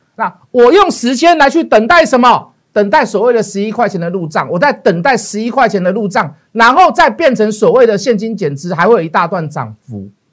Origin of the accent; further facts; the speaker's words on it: Taiwan; 我们是台湾的leader